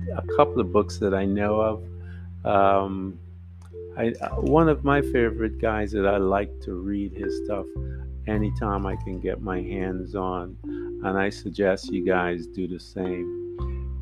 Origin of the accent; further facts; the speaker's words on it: Guyana; being from British Guiana